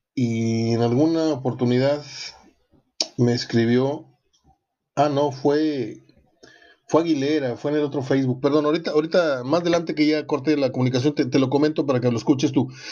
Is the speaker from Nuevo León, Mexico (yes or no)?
no; Morelos, Mexico; mi tierra, ahí en Morelos, que se come delicioso